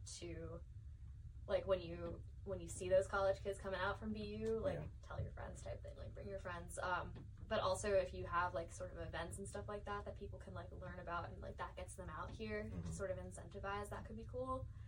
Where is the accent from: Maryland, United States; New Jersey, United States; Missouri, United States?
New Jersey, United States; the New York part of; I'm from the New York part of New Jersey